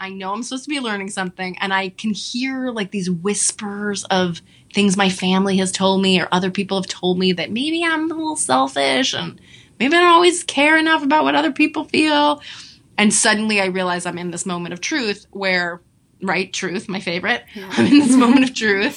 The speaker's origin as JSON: {"language": "English", "region": "New York", "country": "United States", "said": "I'm a Jew from New York."}